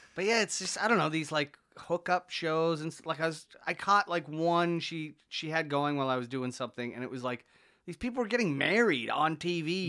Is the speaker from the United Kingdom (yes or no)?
no; Canada; I'm Canadian, but, like, the, the heritage is Irish